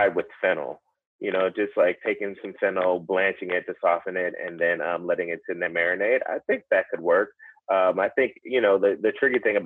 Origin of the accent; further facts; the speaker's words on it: the South, United States; I grew up in the South